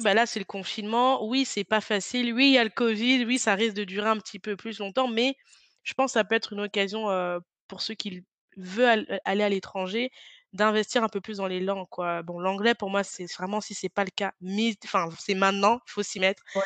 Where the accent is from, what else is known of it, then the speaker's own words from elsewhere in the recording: France; quand on vient de France